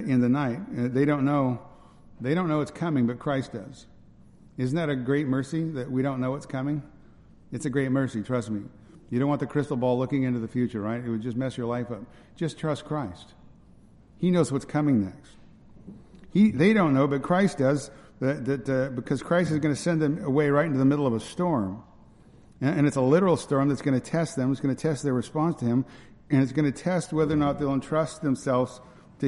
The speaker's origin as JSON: {"language": "English", "region": "Northern California", "country": "United States", "tie": "born or raised there", "said": "where I grew up in Northern California"}